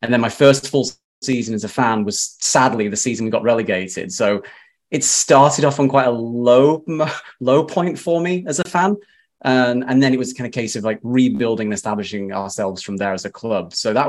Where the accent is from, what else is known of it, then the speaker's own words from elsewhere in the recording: Ribble Valley, North West England, United Kingdom; So I grew up in the Ruhr Valley, where I spent all my formative years going to school, where I met Simon. He and I met at Clitheroe Grammar.